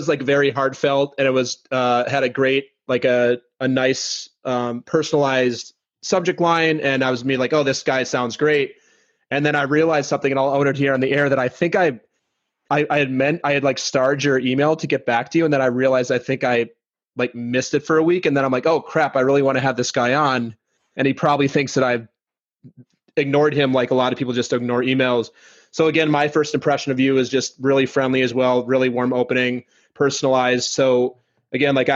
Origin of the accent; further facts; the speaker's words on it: Minnesota, United States; now in Brooklyn, United States; I'm from Minnesota originally